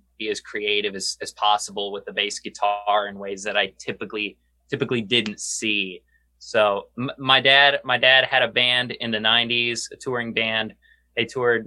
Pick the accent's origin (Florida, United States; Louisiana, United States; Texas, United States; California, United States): Texas, United States; San Antonio; also born or lived in Duluth, Minnesota; Me and Josh are from San Antonio, Texas. And we were both born in Duluth, Minnesota, but very young age, we moved to San Antonio